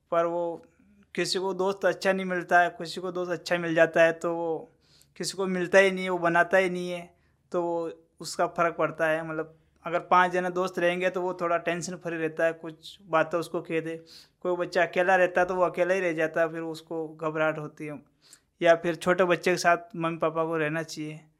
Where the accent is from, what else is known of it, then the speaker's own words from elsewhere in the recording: Ajmer, Rajasthan, India; नहीं हम अजमेर डिस्ट्रिक्ट से हैं